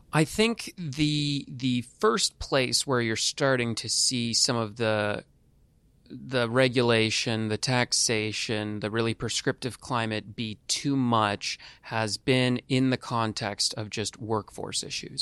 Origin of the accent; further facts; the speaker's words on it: California, United States; moved away; I'm from California originally